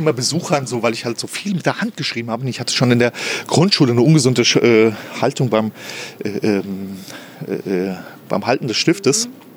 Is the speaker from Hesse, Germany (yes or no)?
yes; Flörsheim am Main, Hesse, Germany; moved away as an adult; now in Berlin, Germany; in meiner Heimatstadt